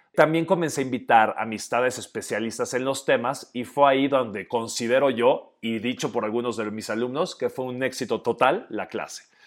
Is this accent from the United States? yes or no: no; Oaxaca, Mexico; also born or lived in Guadalajara; un oaxaqueño de 39 años